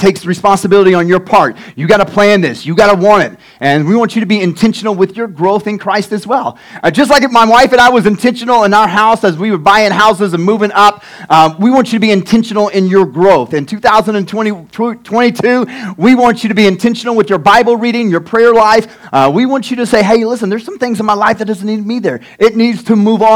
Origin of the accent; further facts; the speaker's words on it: Tecumseh, Oklahoma, United States; also born or lived in Denison, Texas; about 3 years old until I was 19, we've been in Tecumseh, Oklahoma